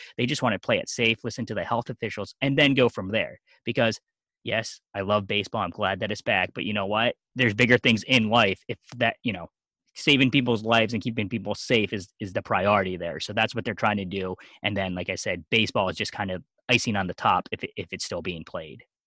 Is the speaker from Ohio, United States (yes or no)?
no; Lancaster County, eastern Pennsylvania, United States; also born or lived in South Korea; So I grew up most of my time in eastern Pennsylvania, Lancaster County, the Amish.